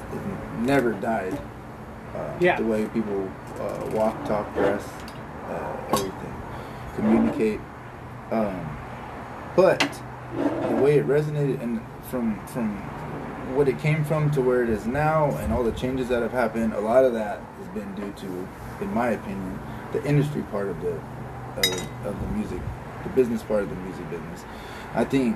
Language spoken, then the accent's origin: English; California, United States; We're obviously from California, so we're not from New York.